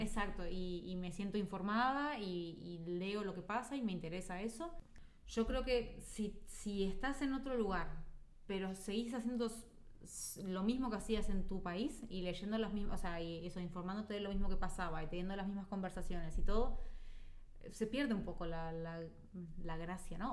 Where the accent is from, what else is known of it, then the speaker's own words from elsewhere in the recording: Uruguay; moved away as an adult; now in Spain; la uruguaya